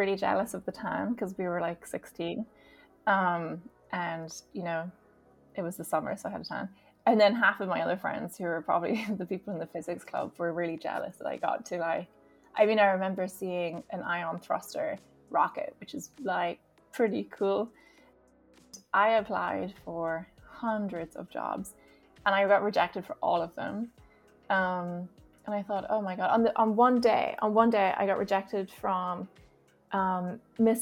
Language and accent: English; Armagh, Northern Ireland, United Kingdom; also born or lived in Johannesburg, South Africa; I moved to Armagh when I was in primary school, and I went to St. Catherine's Primary School